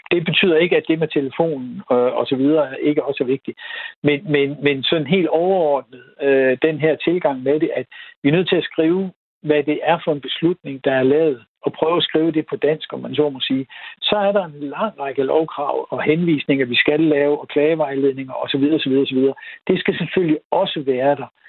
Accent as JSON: {"language": "Danish", "town": "Ebeltoft", "region": "Central Denmark Region", "country": "Denmark", "tie": "born or raised there", "moved": "yes", "said": "jeg er født og opvokset i Æbeltoft"}